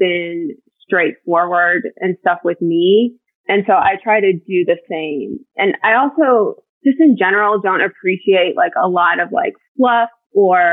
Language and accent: English; Ohio, United States; also born or lived in Raleigh-Durham area, North Carolina; now in North Carolina, United States; I grew up in Ohio